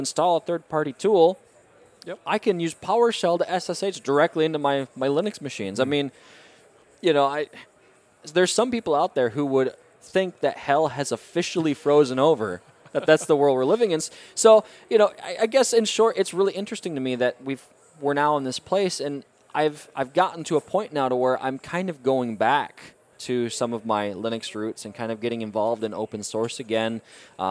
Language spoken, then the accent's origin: English; the Midwest of the U.S., United States; I'm from the Midwest of the U.S.